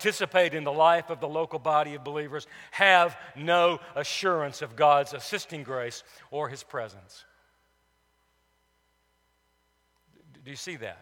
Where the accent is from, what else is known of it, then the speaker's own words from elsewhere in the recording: Cullman, Alabama, United States; In the neighborhood I grew up on Elm Street in Cullman, Alabama